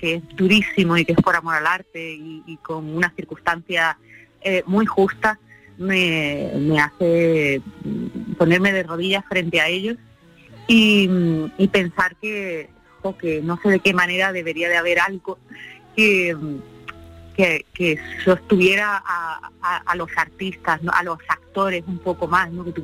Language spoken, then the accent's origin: Spanish; Andalusia, Spain; que somos andaluces, eh, vamos eh, andaluceando por donde vamos.